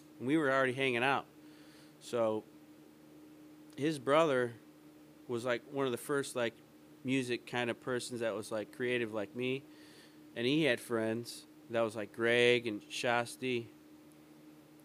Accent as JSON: {"language": "English", "town": "Calumet City", "region": "Illinois", "country": "United States", "tie": "born or raised there", "also_born_or_lived": "Hammond, Indiana / East Chicago, Indiana", "moved": "yes", "lives_now": "Elgin, United States", "said": "I'm from Calumet City, Hammond area, East Chicago. Like, that area is where I grew up."}